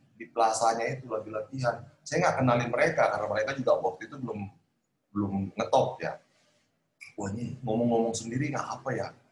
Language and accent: Indonesian; Sulawesi, Indonesia; moved away; ke Sulawesi hmm. ke kampung saya